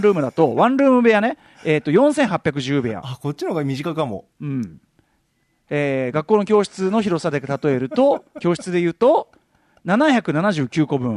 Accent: Tokyo, Japan; 俺東京ドーム実家非常に近いですよほとんど向かいと言ってもいいですけど

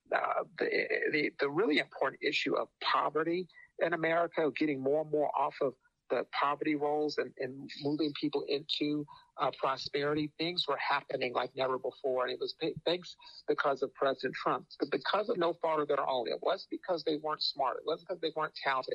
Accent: Phoenix, Arizona, United States; I'm, I'm from Phoenix, and, and the expression we used to use out in Phoenix

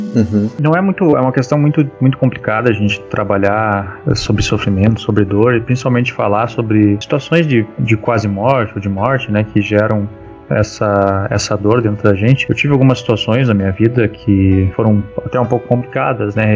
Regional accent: Rio Grande do Sul, Brazil; eu sou do Rio Grande do Sul

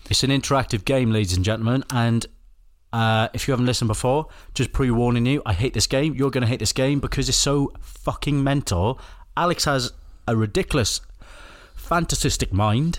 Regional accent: Wales, United Kingdom; I'm Welsh

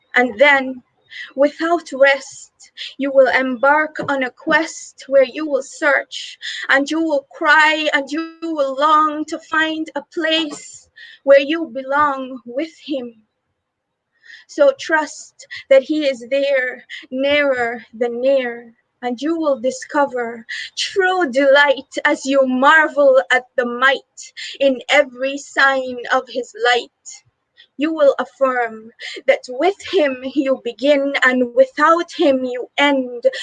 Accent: Guyana; I'm from Guyana, South America

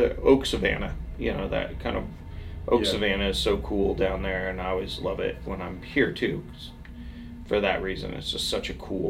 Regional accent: Silverton, Oregon, United States; I grew up in Silverton area, and still, like, all those families are still there, and they don't leave

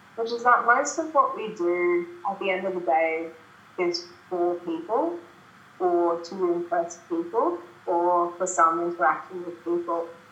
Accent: Brisbane, Queensland, Australia; Brisbane is my hometown

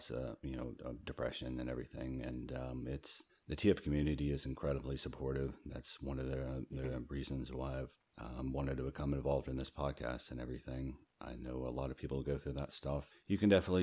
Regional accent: Southeast, United States; I'm from the Southeast.

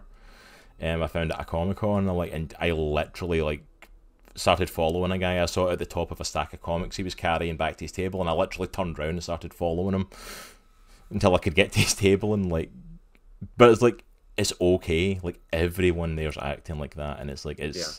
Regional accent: Scotland, United Kingdom; Growing up in Scotland

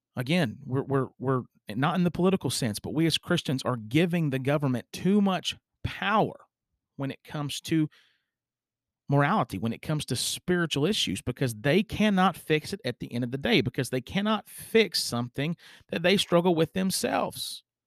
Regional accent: United States; as an American citizen

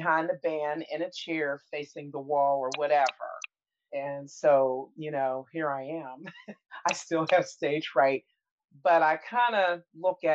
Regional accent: Pittsburgh, Pennsylvania, United States; I was born and raised in Pittsburgh, Pennsylvania.

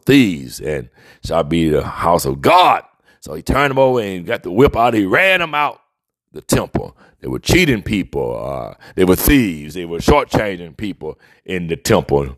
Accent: Mobile, Alabama, United States; growing up in the deep south where I was raised in Mobile, Alabama

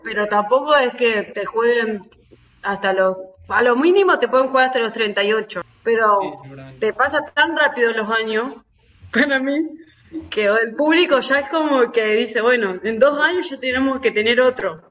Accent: Argentina

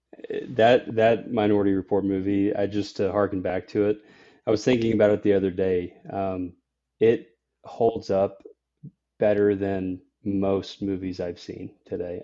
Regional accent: Nashville, Tennessee, United States; I'm from Nashville, Tennessee, uh, where I'm, you know, speaking with you guys from, uh, today, uh, born and raised here

